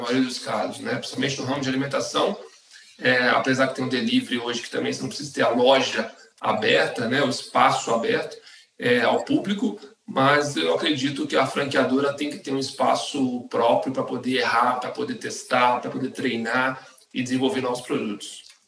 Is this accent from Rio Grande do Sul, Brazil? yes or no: no; Espírito Santo, Brazil; moved away as an adult; now in São Paulo, Brazil; eu sou capixaba, né? Eu sou do Espírito Santo e eu vim para São Paulo em 2010